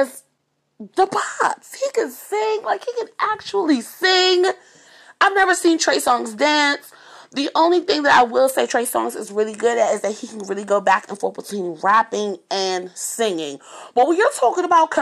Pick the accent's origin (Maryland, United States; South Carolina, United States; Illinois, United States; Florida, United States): Maryland, United States; Montgomery County; moved away as an adult; now in Washington, D.C., United States; I grew up in Montgomery County, I went to school out there, and then I went to college, and then I came back to the city